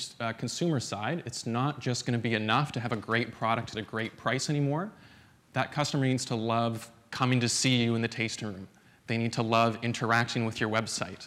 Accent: Alberta, Canada; I'm from Alberta, up in the frigid wastes of Canada.

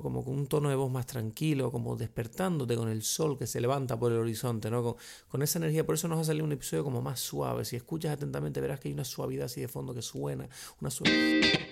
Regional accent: Canary Islands, Spain; accent: Canarian; hablar canario de nuevo

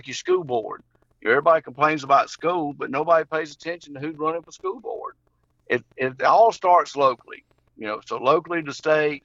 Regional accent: Henry County, Georgia, United States; I grew up in Henry County, and when I graduated from Henry County in 1982

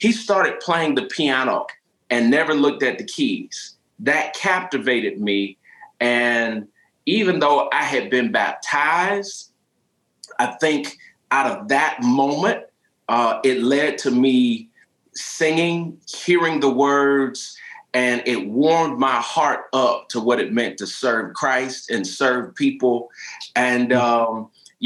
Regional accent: St. Petersburg, Florida, United States; moved away; I was born and raised in St. Petersburg, Florida.

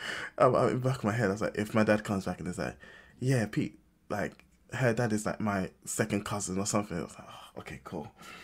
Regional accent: London, United Kingdom; And I was also born in North London. I was born in Enfield, which is also London.

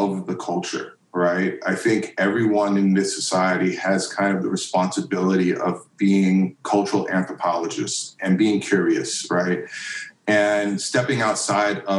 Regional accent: New York City, New York, United States; I grew up in Queens, which is the like most diverse county in America.

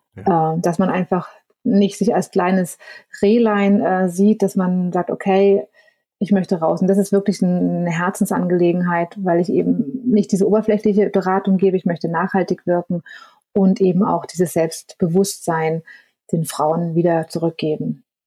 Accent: Germany; bei uns in Deutschland

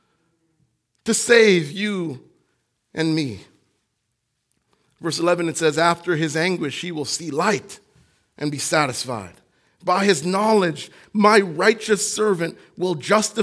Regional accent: Jamaica; moved away; When I was growing up in Jamaica

